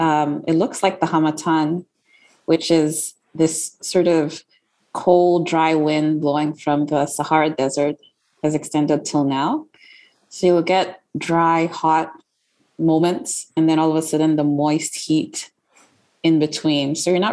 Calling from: Accra, Greater Accra, Ghana; Hey, Sophie, I'm calling in from Accra, Ghana.

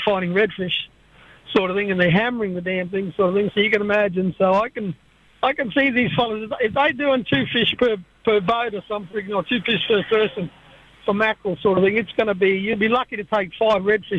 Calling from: Halifax, Queensland, Australia; I'm from Ingham. I'm from Halifax.

